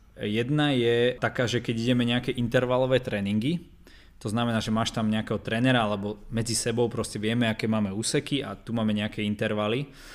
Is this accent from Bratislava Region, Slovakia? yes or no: no; Trenčín, Trenčín Region, Slovakia; som z Trenčína